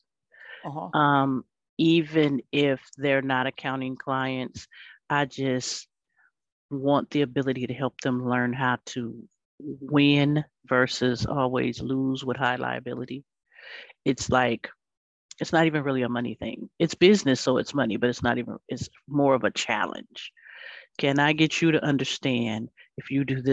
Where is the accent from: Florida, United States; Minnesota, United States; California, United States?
California, United States; Los Angeles; I grew up in Los Angeles